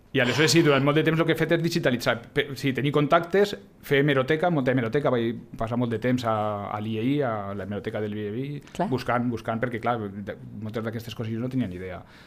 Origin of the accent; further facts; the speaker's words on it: Huesca, Aragon, Spain; now in Lleida, Spain; Jo tampoc sóc de Lleida, això és un altre, jo sóc de l'Aragó, jo sóc d'Osca, vinc aquí a finals dels 80